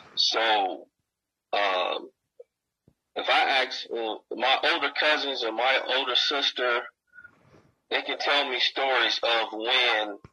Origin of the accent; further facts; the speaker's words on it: Gary, Indiana, United States; now in Denver, United States; I grew up in Gary